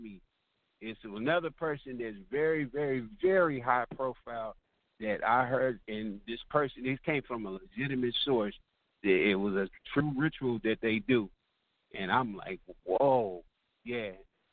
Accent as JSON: {"language": "English", "region": "California", "country": "United States", "said": "I'm from California"}